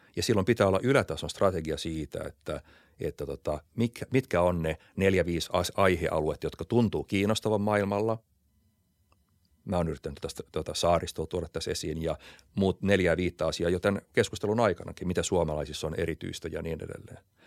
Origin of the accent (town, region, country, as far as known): Finland; born or raised there